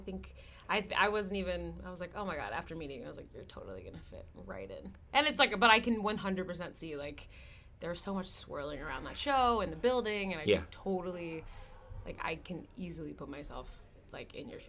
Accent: Norfolk, Virginia, United States; I grew up in Norfolk, Virginia.

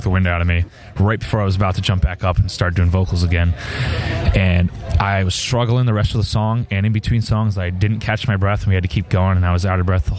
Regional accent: Westerly, Rhode Island, United States; now in Hartford, United States; I grew up in Westerly, Rhode Island

